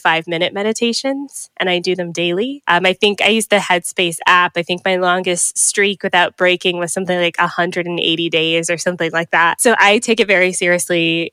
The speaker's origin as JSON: {"language": "English", "town": "Atlanta", "region": "Georgia", "country": "United States", "tie": "born or raised there", "also_born_or_lived": "Miami, Florida", "moved": "as an adult", "lives_now": "Canada", "said": "lived in Georgia for up until I was 24"}